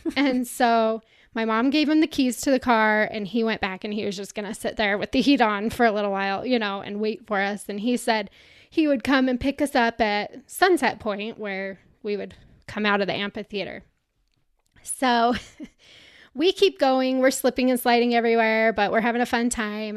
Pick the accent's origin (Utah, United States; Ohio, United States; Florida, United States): Utah, United States; I'm from Utah, so Bryce Canyon's not that far from where I grew up